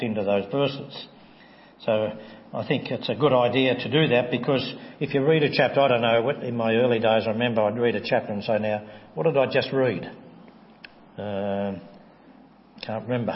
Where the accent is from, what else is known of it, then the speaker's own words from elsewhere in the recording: Tasmania, Australia; As a young Christian, I grew up in the Church of Christ in Tasmania